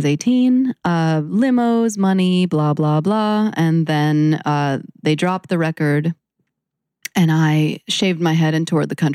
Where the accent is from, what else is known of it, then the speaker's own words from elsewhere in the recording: New York City, New York, United States; I'm born and raised in New York City